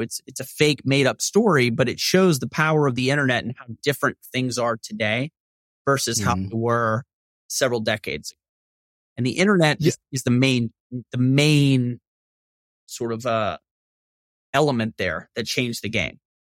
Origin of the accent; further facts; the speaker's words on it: Shreveport, Louisiana, United States; growing up in Northwest Louisiana